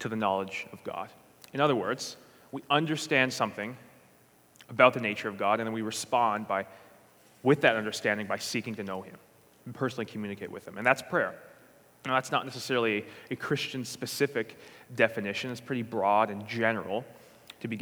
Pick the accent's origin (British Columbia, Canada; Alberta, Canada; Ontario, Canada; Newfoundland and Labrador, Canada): Newfoundland and Labrador, Canada; St. John's; I'm from St. John's, Newfoundland, and Labrador